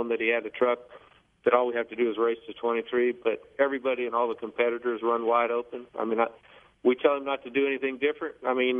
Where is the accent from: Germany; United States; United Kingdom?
United States; Colorado; also born or lived in California; Actually, I was born in Colorado